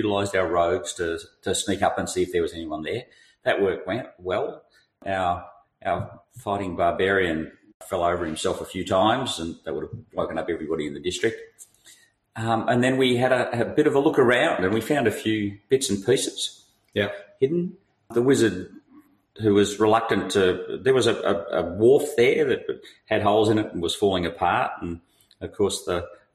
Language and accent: English; Australia; I'm Australian